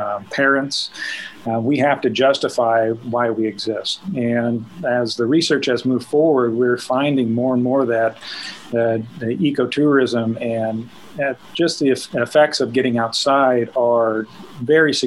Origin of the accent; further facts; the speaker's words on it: Northwest Missouri, United States; I grew up in Northwest Missouri